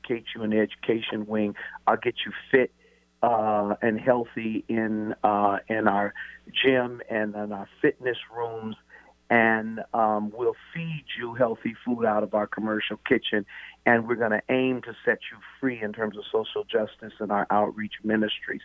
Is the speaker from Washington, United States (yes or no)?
yes; Tacoma, Washington, United States; I am from Tacoma